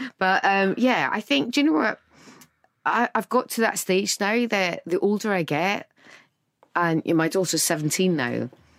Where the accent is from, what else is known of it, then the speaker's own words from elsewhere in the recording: Edinburgh, Scotland, United Kingdom; I'm from Edinburgh